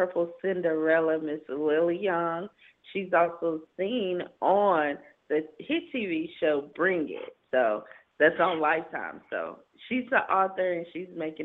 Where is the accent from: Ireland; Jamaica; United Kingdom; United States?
United States; Seneca, South Carolina; now in Los Angeles, United States; I'm also from South Carolina as well. A little small town, Seneca, South Carolina, near Clemson